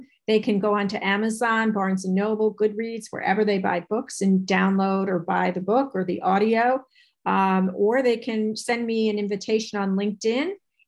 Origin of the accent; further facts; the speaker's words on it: New York, United States; I'm from New York